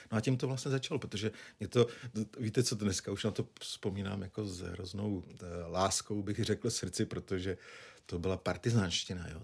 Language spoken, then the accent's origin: Czech; Nymburk, Central Bohemian Region, Czechia; also born or lived in Prague; pocházím z Dimburka, což je 50 km od Prahy, okresní město